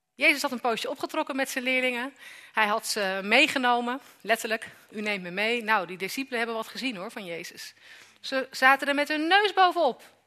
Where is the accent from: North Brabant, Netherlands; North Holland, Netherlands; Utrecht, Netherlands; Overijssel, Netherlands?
Utrecht, Netherlands; Amersfoort; ik kom uit Amersfoort